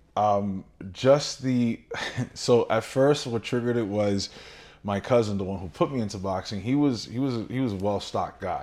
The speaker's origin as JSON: {"language": "English", "town": "New York City", "region": "New York", "country": "United States", "tie": "born or raised there", "moved": "yes", "said": "born and raised in Brooklyn, New York, uh, a descendant of, uh, of a Dominican family"}